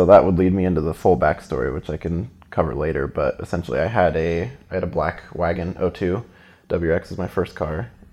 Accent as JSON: {"language": "English", "region": "Central Oregon", "country": "United States", "tie": "born or raised there", "said": "I grew up in Central Oregon, which gets a lot of snow."}